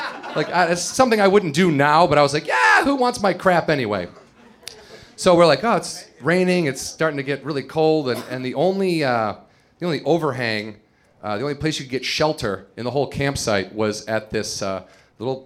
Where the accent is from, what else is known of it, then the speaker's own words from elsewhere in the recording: Chicago, Illinois, United States; moved away; I'm from the Midwest, suburbs of Chicago, and you start drinking when you're like 14 there